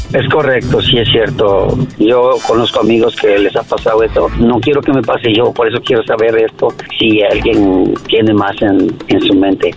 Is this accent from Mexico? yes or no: yes; Mexico; soy de México